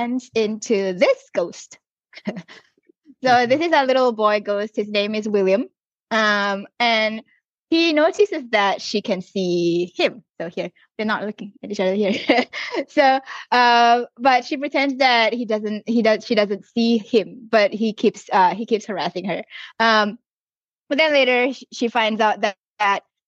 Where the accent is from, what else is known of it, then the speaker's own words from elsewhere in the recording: Singapore; now in Australia; I grew up in Singapore